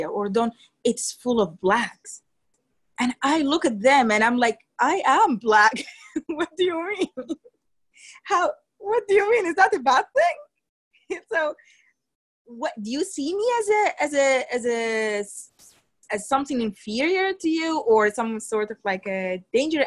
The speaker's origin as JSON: {"language": "English", "country": "Sudan", "moved": "yes", "said": "I'm from Sudan"}